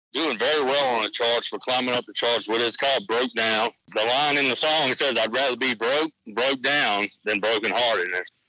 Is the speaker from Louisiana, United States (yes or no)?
yes; Louisiana, United States; in my home state of Louisiana.